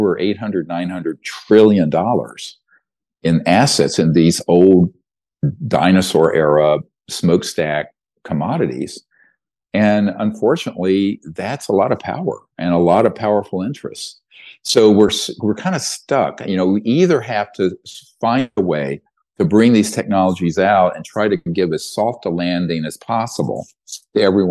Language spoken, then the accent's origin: English; North Carolina, United States; the guys I grew up with in North Carolina